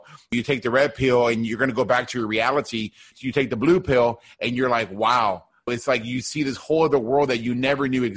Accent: Deep South Texas, United States; now in Houston, United States; I grew up in Deep South Texas, like a border town close to Mexico, United States

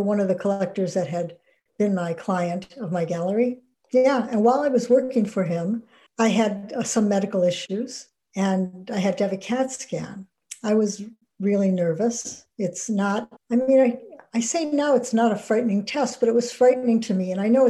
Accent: Ohio, United States; also born or lived in Wisconsin; I'm from Ohio

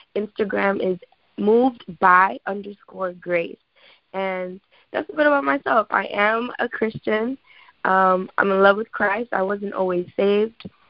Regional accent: New York, United States; I live in the Bronx. I'm originally from New York

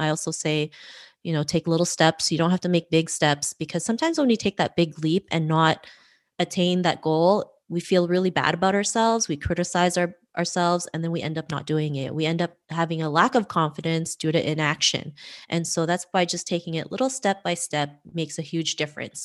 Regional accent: Toronto, Ontario, Canada; growing up in Toronto, Canada

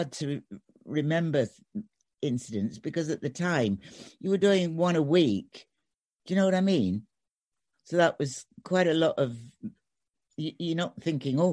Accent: Sheffield, Yorkshire and the Humber, United Kingdom; moved away; I was born in Sheffield

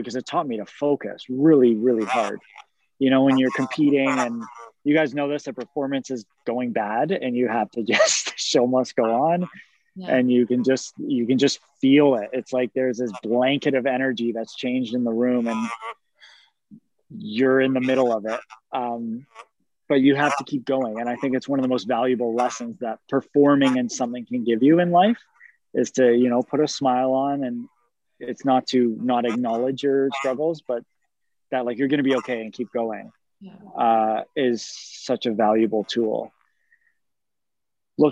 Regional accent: Canada; growing up in Canada as a male figure skater at hockey rinks while I played hockey as well was very challenging at times.

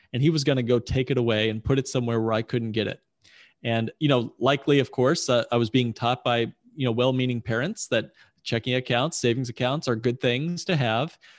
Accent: Indianapolis, Indiana, United States; I grew up in Indianapolis, wonderful town.

